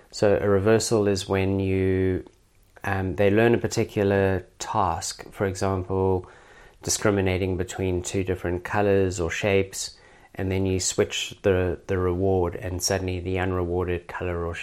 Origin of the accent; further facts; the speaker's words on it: South Africa; now in Australia; I'm obviously originally from South Africa. Every Australian is pretty good at um, picking my accent.